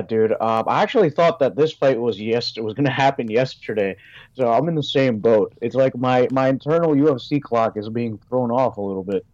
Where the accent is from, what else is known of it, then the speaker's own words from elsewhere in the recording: New Jersey, United States; here in New Jersey